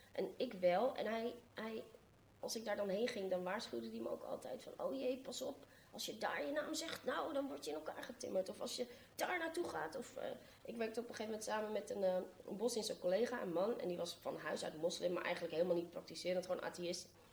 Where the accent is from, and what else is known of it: Amsterdam, North Holland, Netherlands; born or raised there